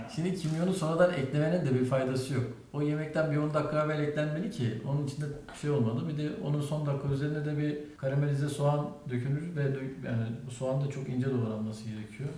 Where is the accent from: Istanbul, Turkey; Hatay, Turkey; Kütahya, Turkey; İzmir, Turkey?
Hatay, Turkey; Antakya; Antakya'lıyım ben abi